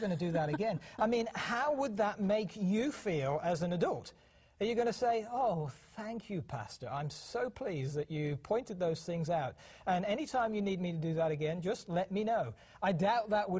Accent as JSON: {"language": "English", "country": "United Kingdom", "tie": "born or raised there", "moved": "as an adult", "lives_now": "Montana, United States", "said": "The accent that you hear is because we were born and raised in the United Kingdom."}